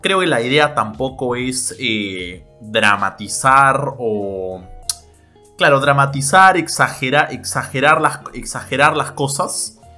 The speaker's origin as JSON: {"language": "Spanish", "country": "Peru", "said": "nosotros como peruanos"}